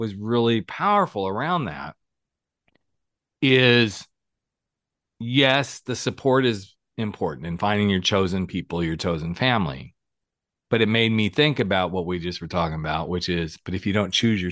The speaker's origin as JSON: {"language": "English", "area": "Texas", "region": "Oklahoma", "country": "United States", "tie": "born or raised there", "moved": "yes", "said": "I grew up in Oklahoma, Texas, all those lovely states"}